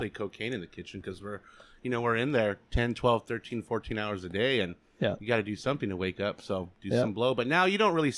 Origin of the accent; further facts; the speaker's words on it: New Mexico, United States; moved away as an adult; now in Phoenix, United States; I'm from New Mexico. I've been out in Phoenix for about 4 years now.